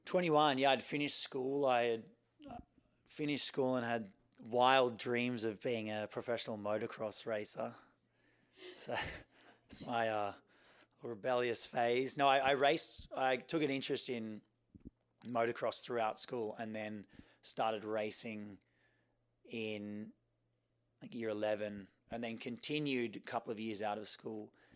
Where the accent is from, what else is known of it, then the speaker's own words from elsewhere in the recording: Sydney, New South Wales, Australia; I grew up in Sydney, Australia, uh, on the beach in Coogee.